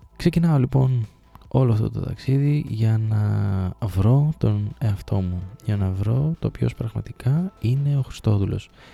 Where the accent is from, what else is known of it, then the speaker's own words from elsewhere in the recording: Thessaloniki, Central Macedonia, Greece; moved away as an adult; also born or lived in Trikala / Sparta; Γεννήθηκα και μεγάλωσα στη Θεσσαλονίκη μέχρι τα 18 μου χρόνια.